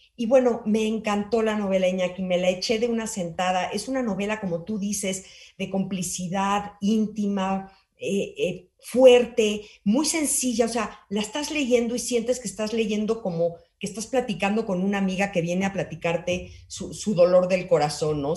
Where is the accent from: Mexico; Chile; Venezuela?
Mexico